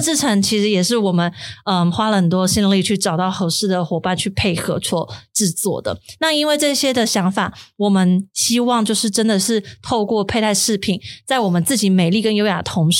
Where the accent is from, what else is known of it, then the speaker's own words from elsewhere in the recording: Kaohsiung, Taiwan; moved away; 我自己是高雄人